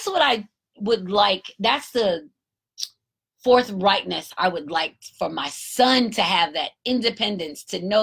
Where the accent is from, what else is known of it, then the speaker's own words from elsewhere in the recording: United States; I'm American too